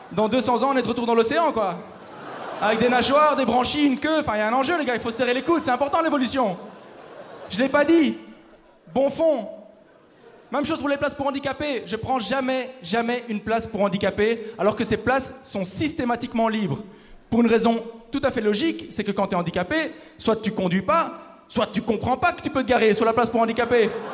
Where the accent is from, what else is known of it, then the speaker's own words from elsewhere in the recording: Belgium; je viens de Belgique